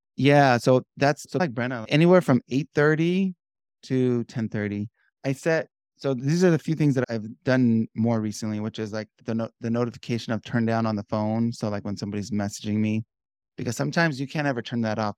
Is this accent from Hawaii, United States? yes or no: no; Southern California, United States; born and raised in Southern California.